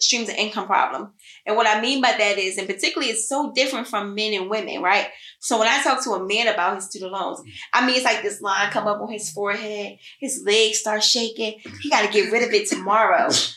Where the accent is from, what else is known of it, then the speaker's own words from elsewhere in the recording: Philadelphia, Pennsylvania, United States; I'm still from Philly